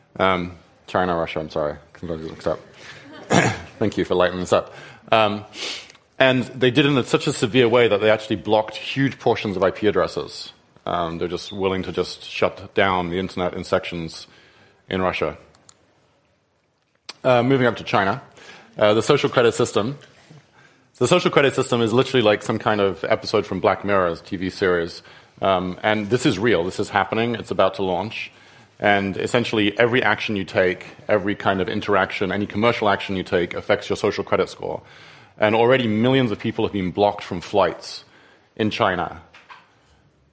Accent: England, United Kingdom; moved away; in England, my home country

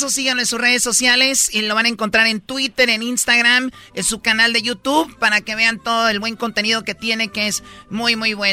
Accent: Venezuela; No, yo soy de Venezuela.

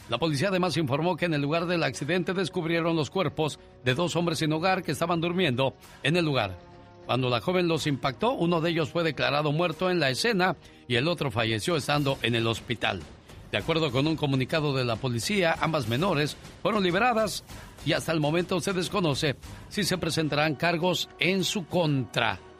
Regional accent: Guadalajara, Jalisco, Mexico; moved away; Saludos a la gente de Guadalajara, Jalisco, porque un día salí de Jalisco, pero Jalisco nunca salió de mí.

